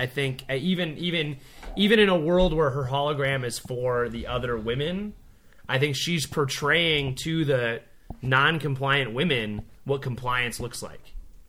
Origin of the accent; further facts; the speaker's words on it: Arizona, United States; we're from Arizona